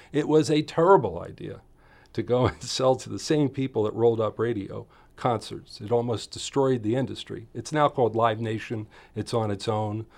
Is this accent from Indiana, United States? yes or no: no; Philadelphia, Pennsylvania, United States; moved away as an adult; also born or lived in Poconos, Pennsylvania; now in Southern Oregon, United States; Philadelphia neighborhoods were wonderful in that you, they were all row houses where I grew up.